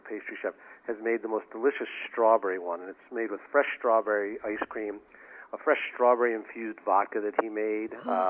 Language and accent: English; New York City, New York, United States; now in Boston, United States; I grew up in Brooklyn, New York